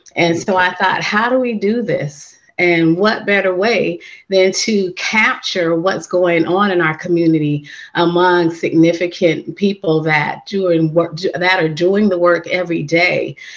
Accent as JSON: {"language": "English", "town": "San Francisco", "region": "California", "country": "United States", "tie": "born or raised there", "moved": "yes", "said": "I grew up and born and raised in San Francisco"}